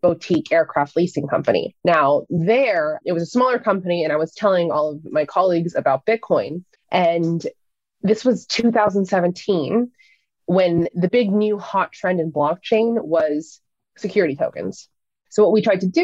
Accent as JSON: {"language": "English", "town": "Seattle", "region": "Washington", "country": "United States", "tie": "born or raised there", "also_born_or_lived": "Florida", "moved": "as an adult", "said": "So I moved from Seattle, which is where I was born and raised, to a school called Embry-Riddle Aeronautical University in Florida"}